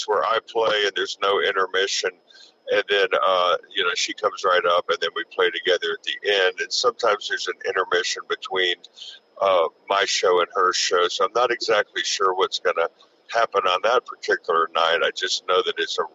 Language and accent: English; Hollywood, Florida, United States; now in Atlanta, United States; Hollywood, Florida, which is in Broward County